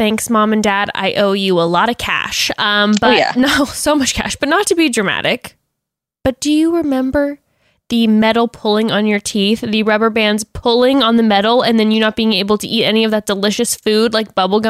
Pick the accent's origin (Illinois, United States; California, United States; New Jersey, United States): California, United States; Coronado; But I am from Coronado, and that is not true.